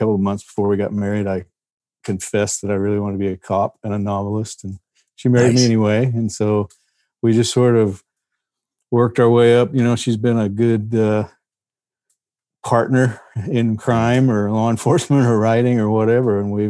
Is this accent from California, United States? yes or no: no; Fort Worth, Texas, United States; I grew up in Texas. Grew up near Fort Worth. Part of my life was down in Central Texas, kind of.